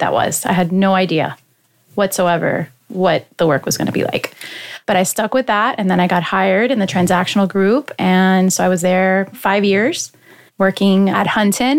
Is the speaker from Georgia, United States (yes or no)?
no; Miami, Florida, United States; also born or lived in Hialeah, Florida / Massachusetts; I was born in Miami, and my parents lived in Hialeah at the mm-hmm. time. And then I moved to Westchester, so close to FIU. So I grew up close to FIU